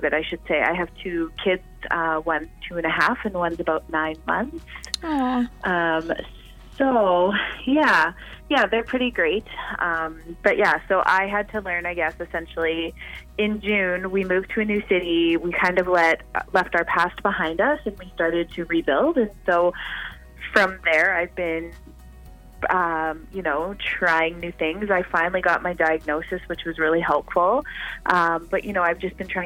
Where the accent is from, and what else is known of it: Canada